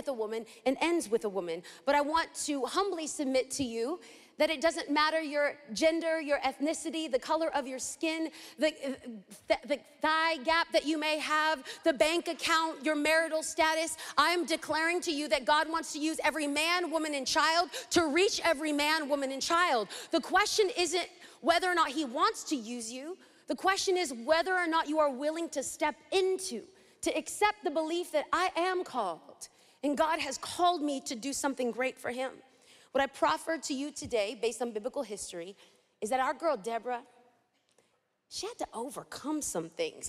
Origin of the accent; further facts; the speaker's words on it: Los Angeles, California, United States; I'm from East